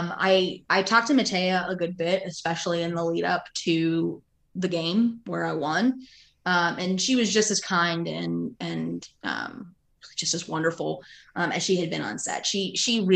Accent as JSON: {"language": "English", "region": "Pennsylvania", "country": "United States", "tie": "born or raised there", "moved": "yes", "lives_now": "Peachtree Corners, United States", "said": "I grew up in Pennsylvania"}